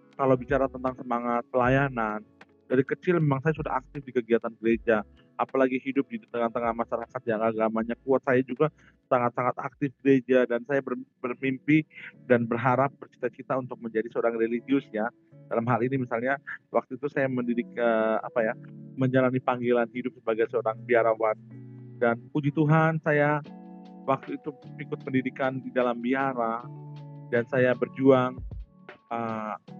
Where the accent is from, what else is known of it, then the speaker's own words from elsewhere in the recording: Merauke, Papua, Indonesia; moved away as an adult; now in Maumere, Indonesia; Maumere udah merupakan tempat kelahiran, tanah kelahiran saya. Tetapi saya, umur enam bulan, saya sudah dibawa orang tua dan kami tinggal besar dan saya hidup lama di Papua, di Merauke.